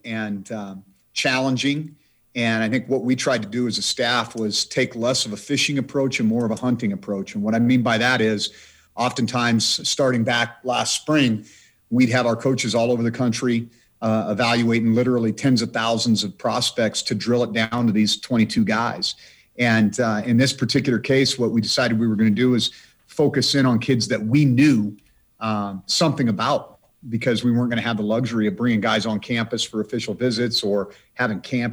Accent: Idaho, United States; now in Montana, United States; my home state of the state of Idaho

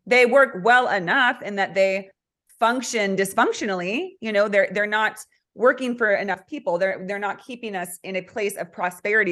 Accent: California, United States; also born or lived in central Oregon; now in Oregon, United States; I'm from California. So, and now I'm living in central Oregon

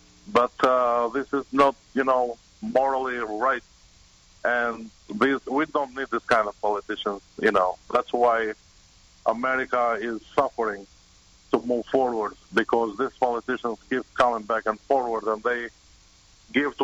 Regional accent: Albania; English is a second language; moved away as an adult; now in United States; I originally am from Albania, and I've been in this country for 16 years.

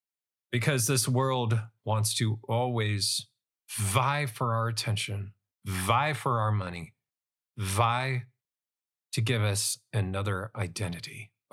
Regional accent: United States; Or even as an American

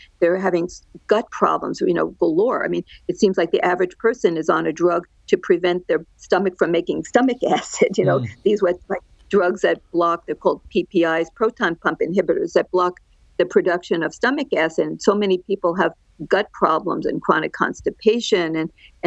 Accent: Great Neck, New York, United States; moved away as an adult; also born or lived in New Jersey / Los Angeles, California; now in Orange County, California, United States; I'm a New Yorker. I grew up on the outskirts of New York City, right on the line of New York City and Nassau County on Long Island

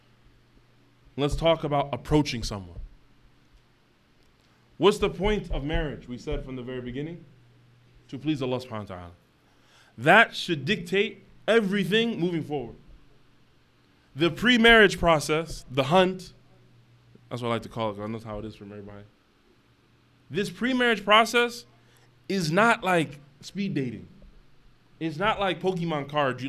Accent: United States; we're a minority as American Muslims

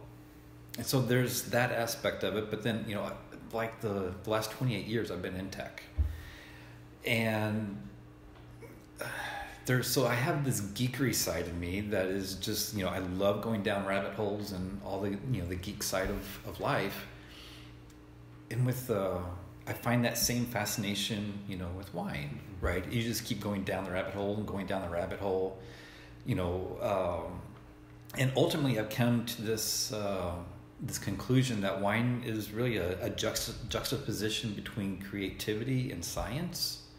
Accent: Tennessee, United States; now in Oregon, United States; Growing up in Tennessee, you know, I wasn't introduced to wine, and I really didn't even know anything about wine until I moved out to Oregon 20 years ago

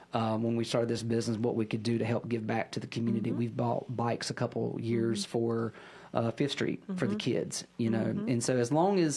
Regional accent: Statesville, North Carolina, United States; I was born and raised in Statesville.

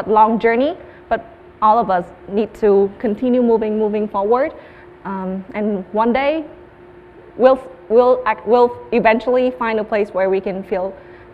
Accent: Hanoi, Vietnam; English is a second language; I grew up in Hanoi, in a city

